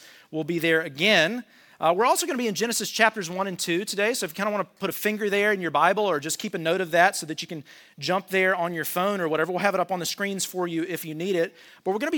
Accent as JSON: {"language": "English", "country": "United States", "said": "as an American"}